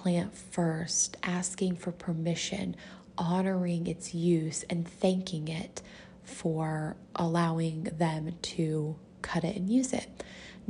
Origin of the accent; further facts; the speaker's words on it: United States; I am American and live in the US